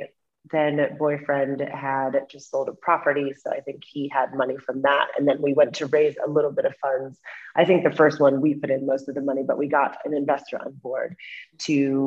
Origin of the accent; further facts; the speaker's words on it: Middle America, Midwest, United States; also born or lived in New York City; now in London, United Kingdom; I am from the States. I'm from Middle America, but I haven't lived there in a very long time